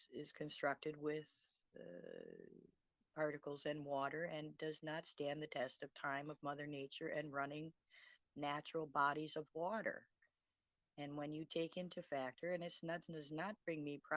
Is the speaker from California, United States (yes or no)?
no; Detroit, Michigan, United States; I was born in Detroit